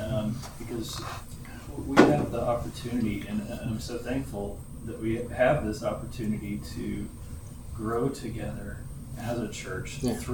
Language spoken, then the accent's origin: English; Wisconsin, United States; I am from Wisconsin, guys.